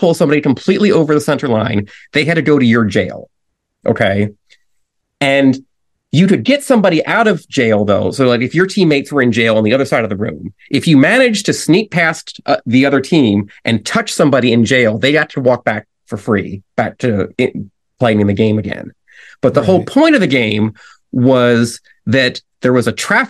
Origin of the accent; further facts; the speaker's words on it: Nebraska, United States; I grew up in Nebraska